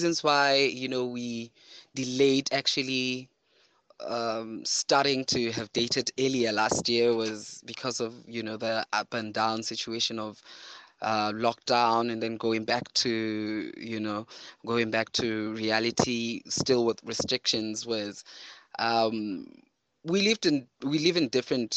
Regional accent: Lesotho; also born or lived in Maseru, Lesotho; I am from Lesotho. I live in Maseru at Haabia

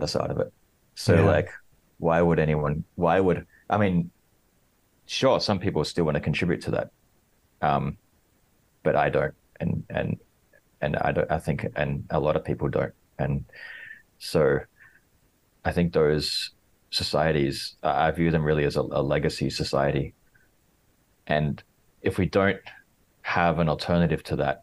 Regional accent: Australia; now in Hong Kong; I'm originally from Australia

